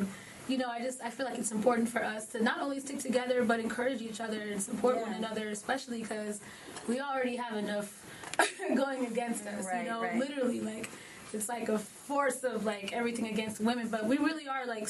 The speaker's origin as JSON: {"language": "English", "country": "Kenya", "said": "Like, hey, I'm from Kenya, my sister's from Nigeria, my other sister's from South Africa."}